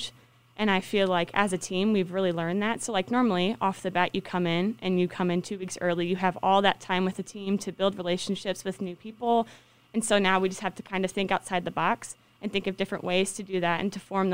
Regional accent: Old Monroe, Missouri, United States; now in Quincy, United States; I'm from Old Monroe, Missouri

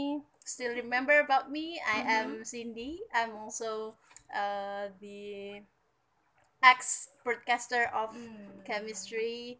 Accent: Balikpapan, East Kalimantan, Indonesia; I am from Balikpapan. Okay, I study in Pasuruan because my parents has a business matter here.

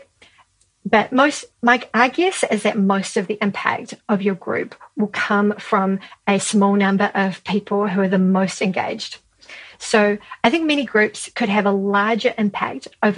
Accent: Christchurch, Canterbury, New Zealand; So down here in New Zealand, I run a small effective altruism group in my hometown of Christchurch

